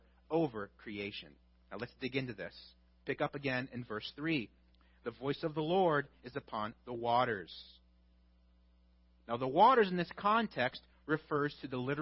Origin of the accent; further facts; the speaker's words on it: Midwest, United States; I'm from the Midwest